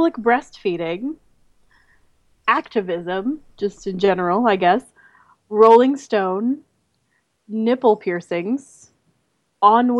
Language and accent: English; Midwest, United States; I'm from the Midwest